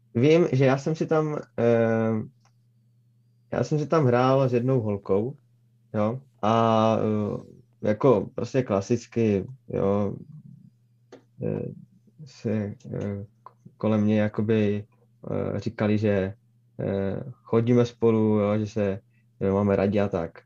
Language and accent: Czech; Třinec, Moravian-Silesian Region, Czechia; Narodil jsem se jakoby v Třinci